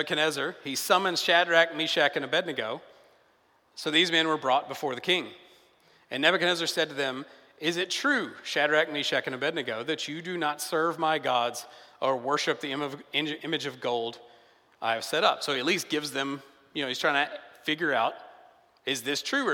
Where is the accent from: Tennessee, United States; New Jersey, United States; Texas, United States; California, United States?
Tennessee, United States; a smaller town outside of Nashville; moved away; when I'm in my hometown, I'm from Tennessee, it's a smaller town outside of Nashville